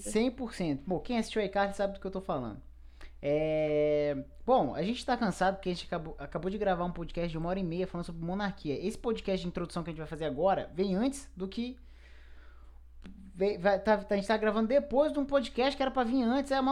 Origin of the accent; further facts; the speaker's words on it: Brazil; Eu, eu, eu, eu, sou brasileiro, né?